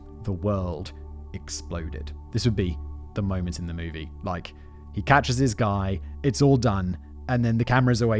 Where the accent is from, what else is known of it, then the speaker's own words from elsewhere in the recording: United Kingdom; being British is a part of who I am